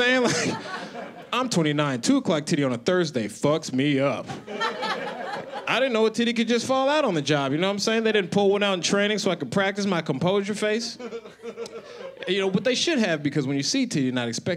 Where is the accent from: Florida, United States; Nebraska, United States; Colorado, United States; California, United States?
Colorado, United States; now in Los Angeles, United States; I live in Los Angeles now. I'm originally from Colorado.